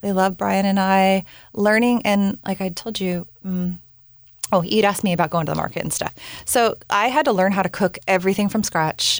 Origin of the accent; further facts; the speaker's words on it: Bellingham, Washington, United States; moved away as an adult; also born or lived in Southern California / New Zealand; we ended up moving back up to my hometown in Bellingham, Washington